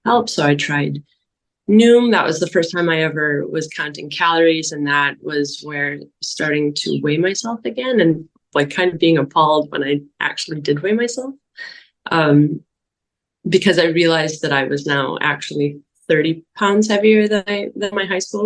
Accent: Wisconsin, United States; I grew up in Wisconsin in the 80s and 90s

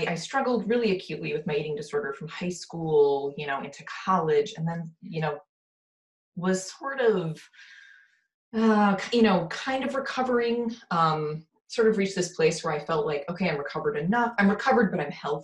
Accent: Wisconsin, United States; I'm from Wisconsin

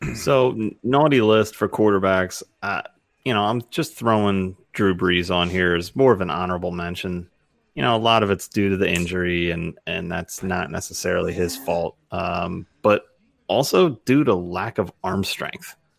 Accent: Philadelphia area, Pennsylvania, United States; born or raised there

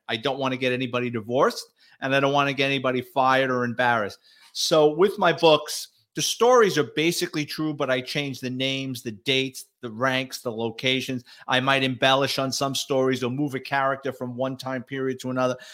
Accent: New York City, New York, United States; moved away as an adult; now in Florida, United States; I'm a Bronx kid, born and raised in New York City, lower middle class family

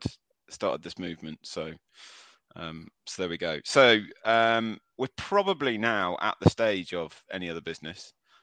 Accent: Carlisle, North West England, United Kingdom; born there; I was born in Carlisle.

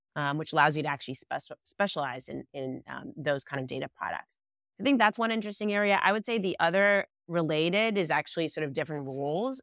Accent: Israel; moved away; I was born and raised in Israel

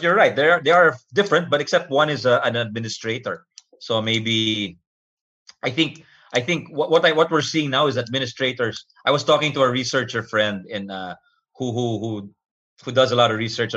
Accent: Philippines; I'm from the Philippines

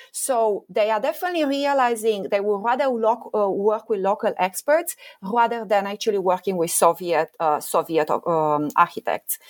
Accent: Romania; I grew up in Romania

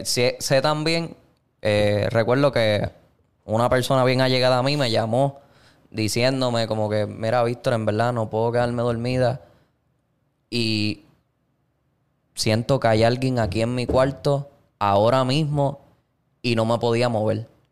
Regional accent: Puerto Rico; nosotros que nos criamos en Puerto Rico

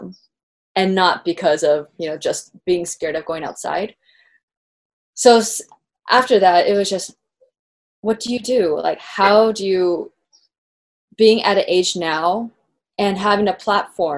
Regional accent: San Diego, California, United States; So I grew up in San Diego

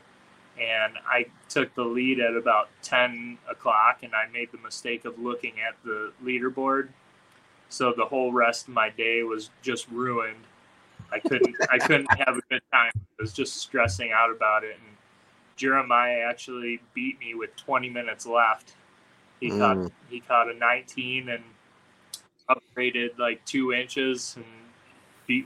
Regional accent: Michigan, United States; I'm from Michigan

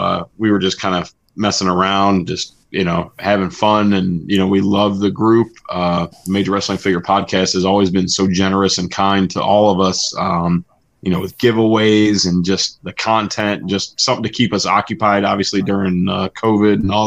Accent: Cleveland, Ohio, United States; I'm from Cleveland

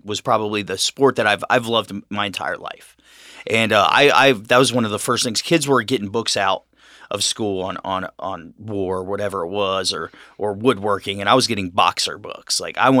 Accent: Cincinnati, Ohio, United States; I was raised here in Cincinnati.

